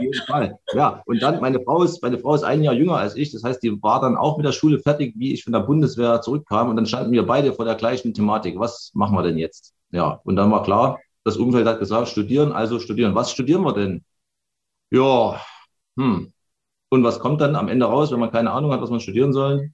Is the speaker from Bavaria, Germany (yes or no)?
no; Chemnitz, Saxony, Germany; ich bin äh, Baujahr 1980, geboren in Karl-Marx-Stadt im tiefen Osten